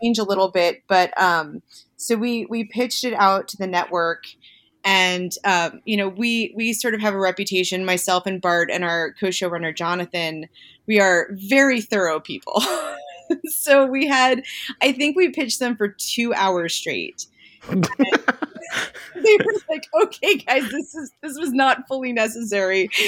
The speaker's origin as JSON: {"language": "English", "area": "Jersey Shore", "region": "New Jersey", "country": "United States", "tie": "born or raised there", "said": "I grew up on the Jersey Shore"}